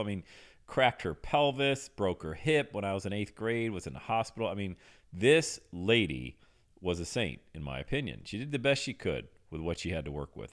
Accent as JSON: {"language": "English", "region": "Western Pennsylvania", "country": "United States", "tie": "born or raised there", "said": "I grew up in Western Pennsylvania"}